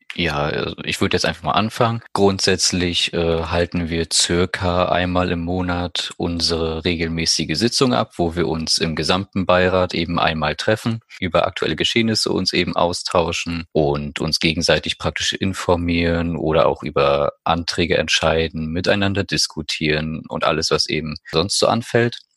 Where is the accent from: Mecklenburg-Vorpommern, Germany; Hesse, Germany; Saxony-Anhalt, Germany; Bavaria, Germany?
Mecklenburg-Vorpommern, Germany; Greifswald; 18 Jahre alt, komme aus Greifswald und bin Mitglied im ersten Kinder- und Jugendbeirat hier bei uns in der Stadt